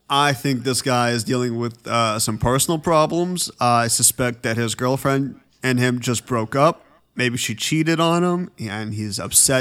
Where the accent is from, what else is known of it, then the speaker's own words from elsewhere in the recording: Petaluma, California, United States; now in Los Angeles, United States; my hometown, Petaluma